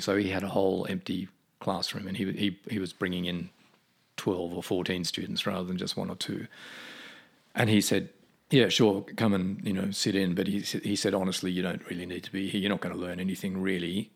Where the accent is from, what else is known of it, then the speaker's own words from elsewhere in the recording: Australia; moved away; as an Australian back then